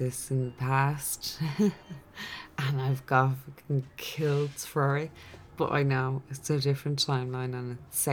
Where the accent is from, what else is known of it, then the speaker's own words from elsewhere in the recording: Ireland; I'm Irish in this incarnation